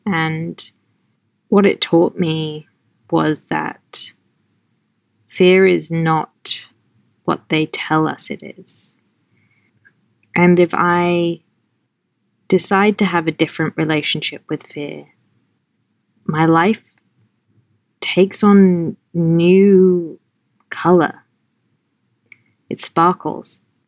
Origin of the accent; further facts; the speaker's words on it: London, United Kingdom; also born or lived in Norfolk / Pittsburgh / Los Angeles; now in New York, United States; I was born in Norfolk in England. I grew up in London, and then I lived in Pittsburgh for 3 years, and then I lived in LA for 10 years, and now I live in New York